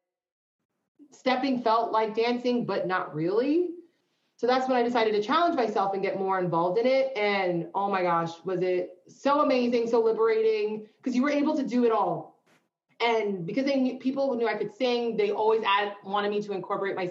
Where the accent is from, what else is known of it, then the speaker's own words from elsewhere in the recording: East Coast, United States; moved away; from the East Coast